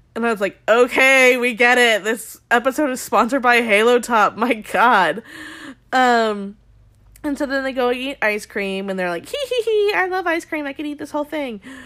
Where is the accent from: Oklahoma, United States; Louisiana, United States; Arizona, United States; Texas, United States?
Arizona, United States; I grew up in Arizona